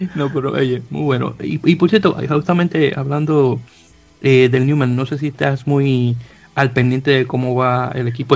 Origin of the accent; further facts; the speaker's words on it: Santo Domingo, Dominican Republic; moved away as an adult; now in New York, United States; oriundo de Santo Domingo, República Dominicana